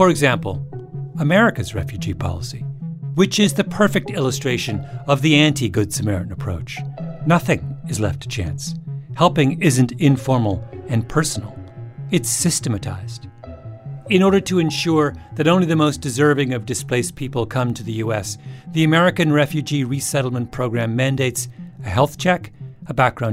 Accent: Elmira, Ontario, Canada; moved away; Elmira, a little town where I grew up

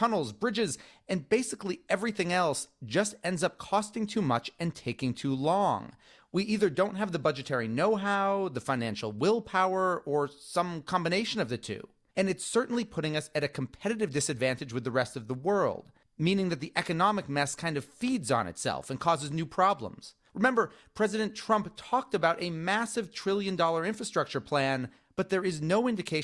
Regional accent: Boston, Massachusetts, United States; I'm from Boston

